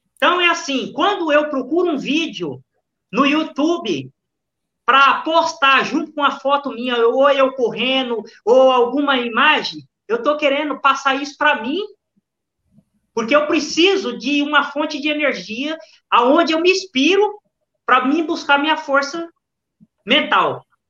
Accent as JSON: {"language": "Portuguese", "country": "Brazil", "said": "nós somos brasileiros"}